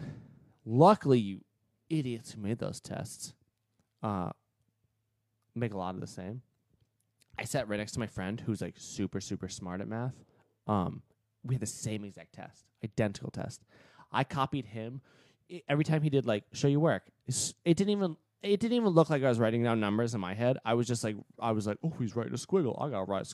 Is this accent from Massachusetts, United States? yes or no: yes; Massachusetts, United States; now in Florida, United States; I'm from Massachusetts